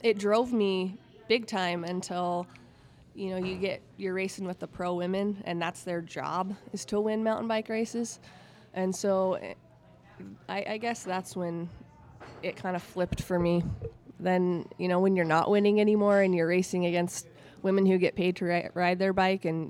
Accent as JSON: {"language": "English", "region": "Utah", "country": "United States", "tie": "born or raised there", "said": "growing up in Utah"}